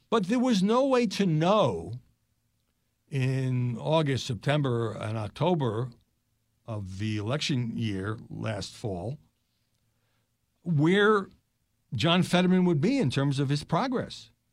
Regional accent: New York, United States; When I grew up in New York

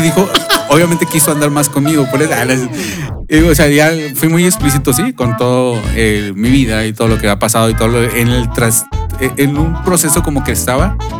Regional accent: Mexico; somos mexicanos

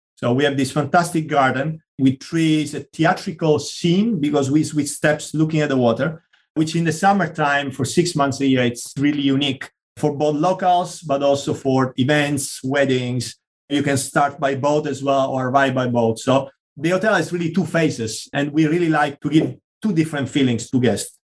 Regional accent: Sicily, Italy; English is a second language; moved away; also born or lived in Madrid; My home country, Italy, but actually, we always like to say Sicilian, not Italian. It's quite a large island. All my family comes from there, grew up there, studied there.

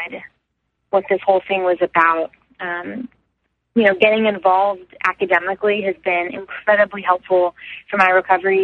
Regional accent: Houston, Texas, United States; I'm from Houston, and we have sober high schools there

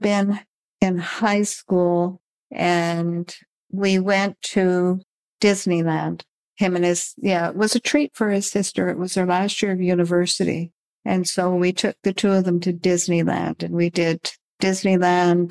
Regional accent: Thunder Bay, Ontario, Canada; also born or lived in Winnipeg / Windsor / Sarnia / Ottawa; I was born and raised in Thunder Bay

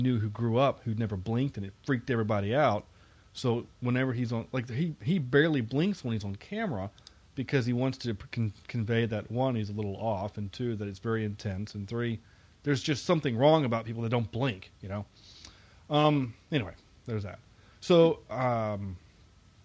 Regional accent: the South, United States; The three of us though did grow up in the South

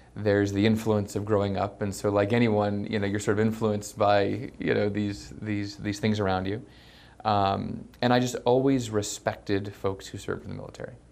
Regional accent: Colorado Springs, Colorado, United States; I was born and raised in Colorado Springs, Colorado.

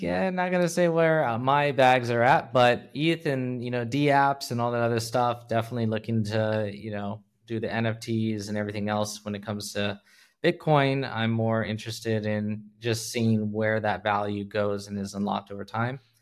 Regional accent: California, United States; moved away as an adult; now in Hong Kong; I'm originally from California, born and bred, lived everywhere, Bay Area, Central Valley, Los Angeles

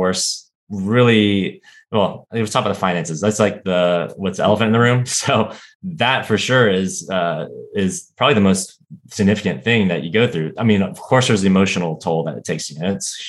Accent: Florida, United States; moved away as an adult; now in Washington, D.C., United States; I grew up in Florida and moved to Washington, D.C. For undergrad. And I've been in D.C. ever since

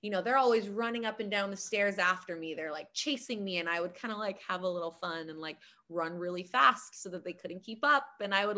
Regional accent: Hawaii, United States; I'm from Hawaii.

